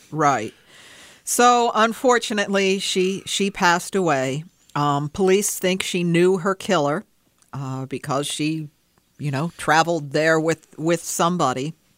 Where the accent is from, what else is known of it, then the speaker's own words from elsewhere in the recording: Pearl River, New York, United States; born and raised in Pearl River